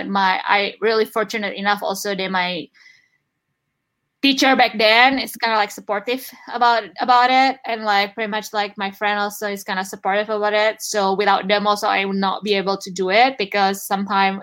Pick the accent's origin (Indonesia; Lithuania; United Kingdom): Indonesia; English is a second language; moved away as an adult; now in United States; I'm from Indonesia